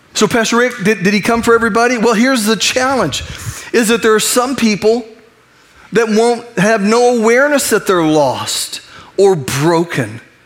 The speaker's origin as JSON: {"language": "English", "country": "United States", "said": "I'm, I'm an American, I'm a U.S. citizen, I love my nation."}